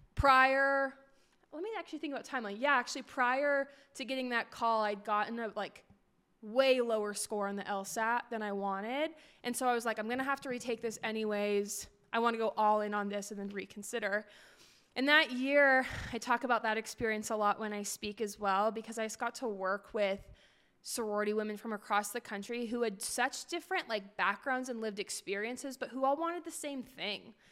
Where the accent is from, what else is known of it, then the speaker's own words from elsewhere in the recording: Portland, Oregon, United States; moved away as an adult; also born or lived in Tempe, Arizona / Phoenix, Arizona; I grew up in Portland, Oregon